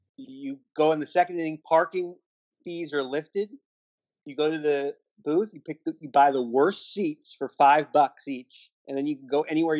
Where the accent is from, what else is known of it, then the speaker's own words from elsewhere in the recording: Miami, Florida, United States; also born or lived in West Palm Beach, Florida; I grew up in Miami, in the North Miami, so I'm a big Miami guy.